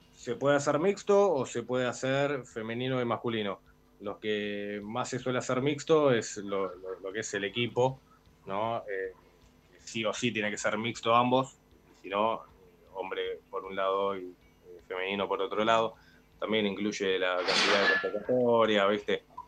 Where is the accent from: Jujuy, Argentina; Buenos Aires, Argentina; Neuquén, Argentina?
Buenos Aires, Argentina; Yo soy de Capital